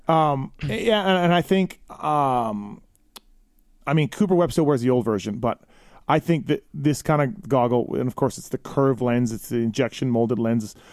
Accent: Canada; I'm from Canada

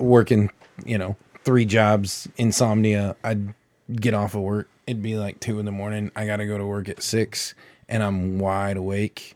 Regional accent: Illinois, United States; I grew up in Illinois

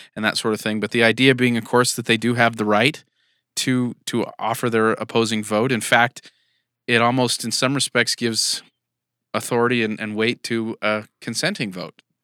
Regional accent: California, United States; now in Utah, United States; I'm from California.

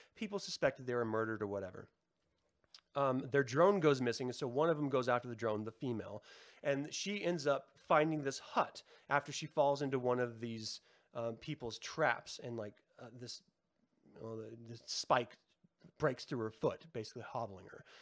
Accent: United States; we've been poisoned as an American society

